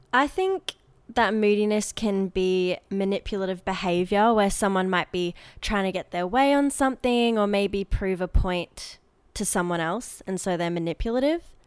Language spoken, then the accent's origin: English; Queensland, Australia; also born or lived in Adelaide; when we first moved to Queensland